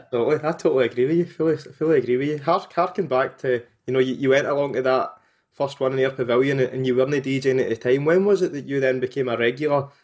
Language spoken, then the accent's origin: English; Motherwell, Scotland, United Kingdom; I'm from Motherwell myself